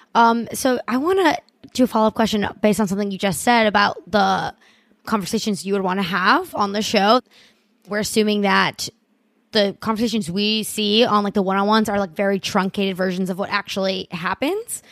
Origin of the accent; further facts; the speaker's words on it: Miami, Florida, United States; also born or lived in Bogota, Colombia; I'm in Miami right now, which I'm from Miami